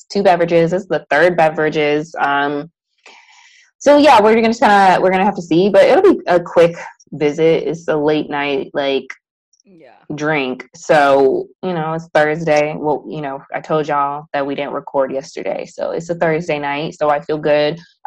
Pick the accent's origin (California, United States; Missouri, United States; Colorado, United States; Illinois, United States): Illinois, United States; Chicago; moved away; We're both from Chicago